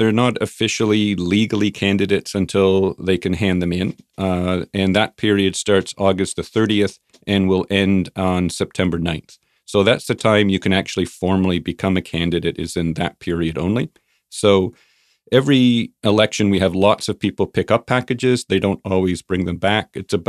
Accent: Ontario, Canada; moved away as an adult; also born or lived in Burnaby; now in Kelowna, Canada; So I grew up in Ontario, different cities, bounced around, moved here with my wife in 1991. We moved to Burnaby. And then in 2003, we came to Kelowna.

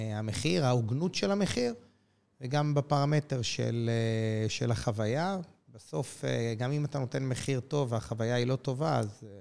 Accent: Jerusalem, Jerusalem District, Israel; נולדתי בירושלים, גר בירושלים

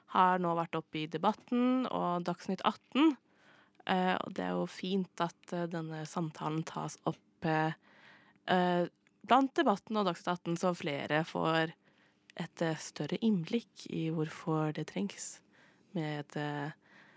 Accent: Østfold, Norway; jeg er jo mest fra Østfold

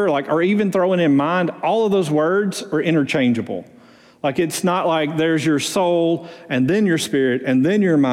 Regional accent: Muscle Shoals, Alabama, United States; moved away; also born or lived in Houston, Texas; I'm originally from Muscle Shoals

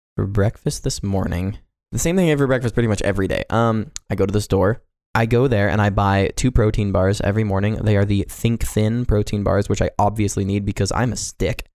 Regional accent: Johnson County, Kansas, United States; also born or lived in Pasadena, California; now in Montana, United States; I actually went to live in, uh, Johnson County with a an overall populace of approximately one point two million people in a city

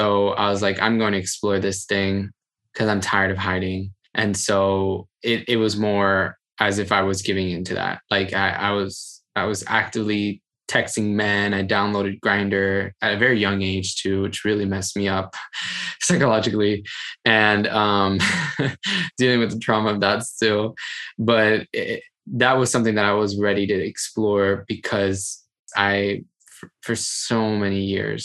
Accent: Miami, Florida, United States; moved away as an adult; also born or lived in Brooklyn; I moved from Miami, left my house when I was 20

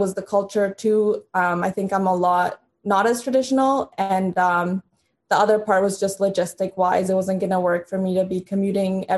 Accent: Canada; also born or lived in Honduras; I was born in Honduras, moved to Canada when I was in grade 3 or 4, and then moved to a little town called Elmer

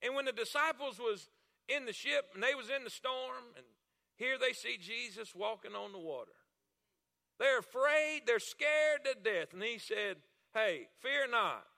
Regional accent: South Florida, United States; I'm from Florida. I'm from South Florida. I'm Florida cracker

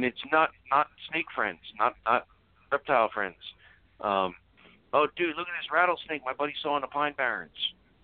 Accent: Middlesex County, New Jersey, United States; moved away; I grew up in Middlesex County

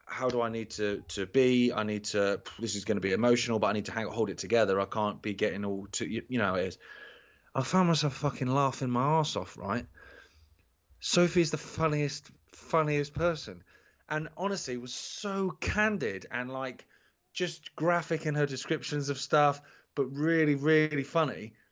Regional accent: United Kingdom; because obviously we're British and we're just dead polite, we don't realise it.

